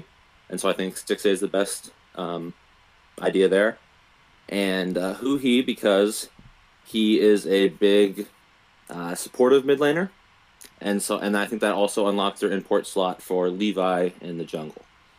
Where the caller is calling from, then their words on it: Northern Virginia, United States; I'm calling from Northern Virginia, just outside of D.C.